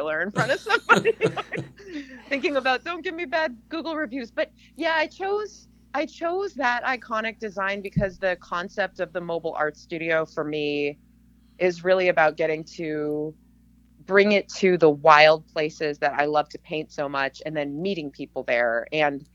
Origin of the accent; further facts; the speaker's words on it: Massachusetts, United States; moved away as an adult; now in Palmer, United States; I grew up back east in Massachusetts